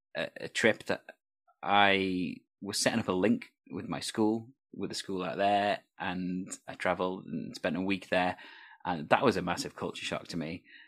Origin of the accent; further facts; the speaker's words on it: Wales, United Kingdom; I'm Welsh